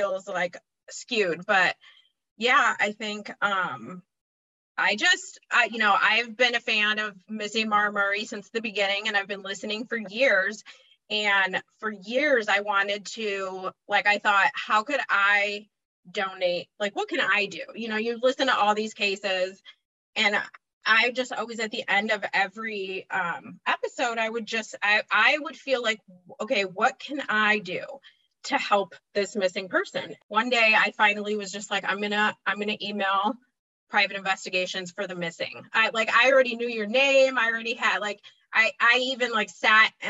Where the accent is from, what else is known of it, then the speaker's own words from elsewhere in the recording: Chicago, Illinois, United States; I'm from Chicago, Illinois. I grew up in the suburbs, been still in Chicago